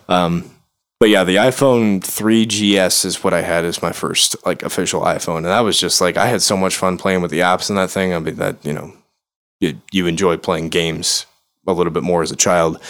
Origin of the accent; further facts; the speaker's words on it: Chicago, Illinois, United States; I'm not from here. I'm from Chicago.